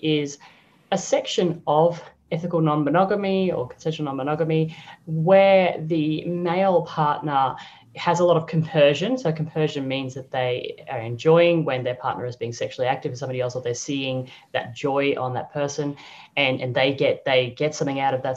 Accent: Brisbane, Queensland, Australia; moved away as an adult; also born or lived in Sydney / Singapore / Croatia; now in Europe; born and bred in Brizzy

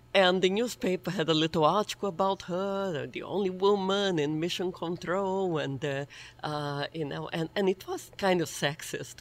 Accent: Brazil; moved away; I was this little girl growing up in Brazil

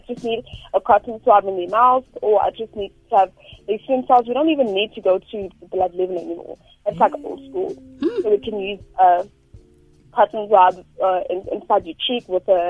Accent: Soweto, Gauteng, South Africa; And so I'm deep in Soweto.

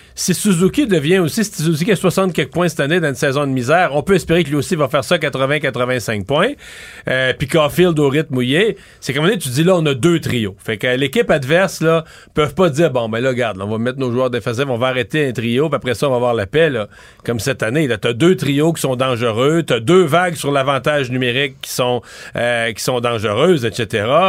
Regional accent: Quebec, Canada; chez nous au Québec

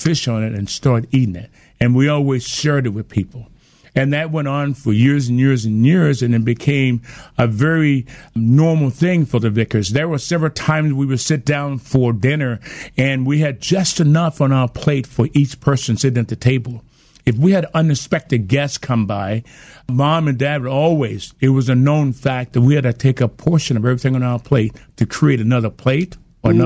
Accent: Alabama, United States; we had confrontations all the time growing up in Alabama with the racial issues

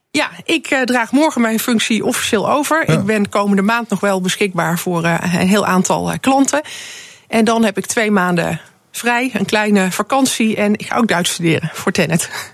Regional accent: Netherlands

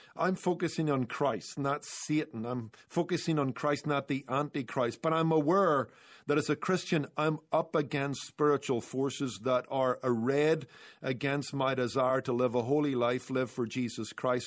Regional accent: Northern Ireland, United Kingdom; moved away; I grew up in Northern Ireland

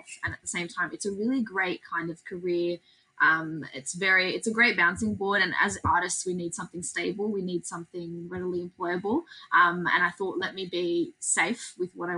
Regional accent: Sydney, New South Wales, Australia; I'm very proud to be Aussie, I'm very proud to be from this country

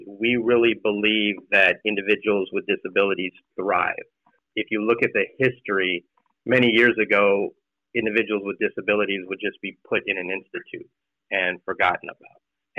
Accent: East County, California, United States; I grew up in East County and did not know of HGH.

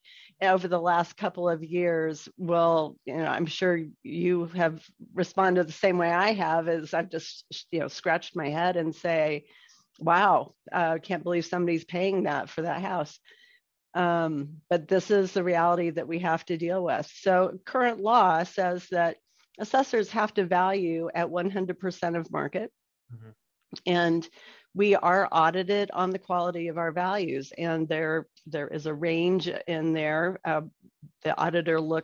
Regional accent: Douglas County, Colorado, United States; I grew up here in Douglas County

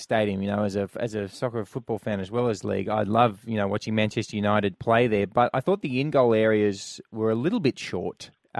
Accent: Queensland, Australia; Now, I grew up in Queensland as well

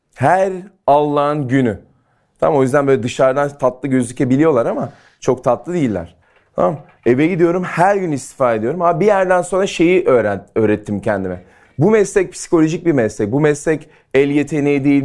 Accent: İzmir, Turkey; Ben Ege'liyim, İzmirliyim

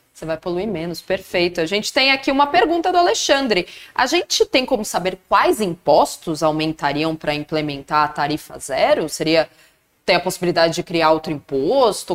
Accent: São Caetano do Sul, São Paulo, Brazil; eu que sou do ABC, são Caetano

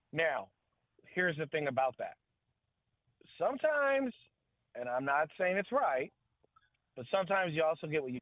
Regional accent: San Diego, California, United States; I grew up in San Diego area.

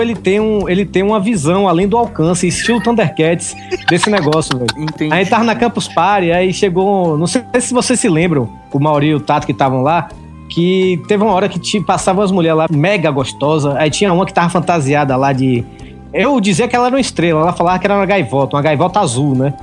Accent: Bahia, Brazil; moved away as an adult; also born or lived in Salvador; now in Fortaleza, Brazil; eu sou baiano

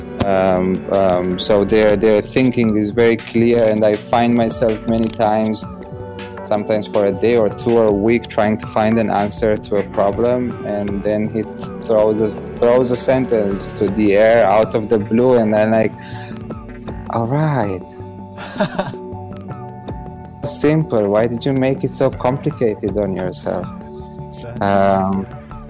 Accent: Romania; moved away; also born or lived in Israel; I was born in Romania in a very poor environment. I was then an immigrant in Israel.

